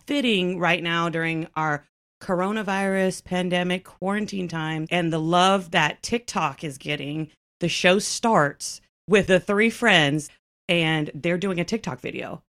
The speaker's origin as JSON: {"language": "English", "region": "Texas", "country": "United States", "tie": "born or raised there", "said": "I am, you know, born and raised here. I was born in Texas"}